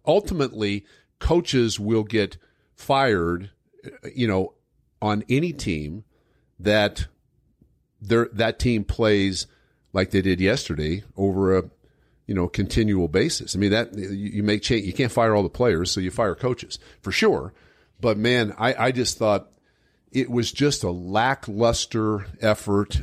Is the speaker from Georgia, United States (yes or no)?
no; Denver, Colorado, United States; I grew up in Denver